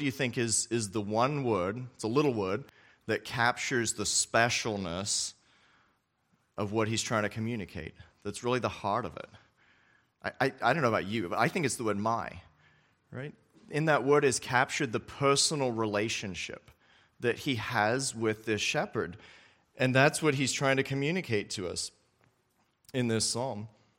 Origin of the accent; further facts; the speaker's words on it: Australia; I remember when I was younger, I grew up in Australia as a missionary kid there